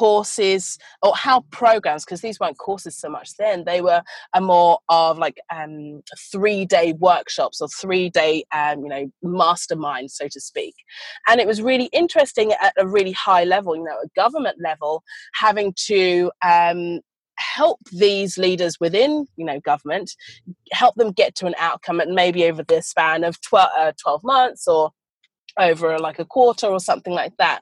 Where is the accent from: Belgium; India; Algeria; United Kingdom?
United Kingdom; moved away as an adult; also born or lived in London; now in Australia; I am an Australian citizen, but I was born in the UK. So I've been here for about 8 years now.